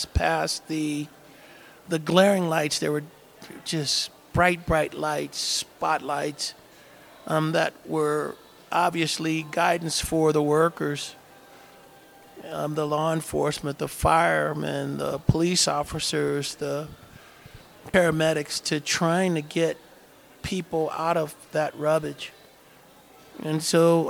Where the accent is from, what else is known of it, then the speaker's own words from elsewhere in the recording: Oakland, California, United States; I grew up in Oakland